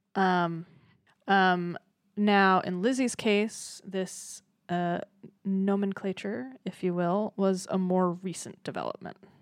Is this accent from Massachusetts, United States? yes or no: yes; Massachusetts, United States; moved away; I'm originally from Massachusetts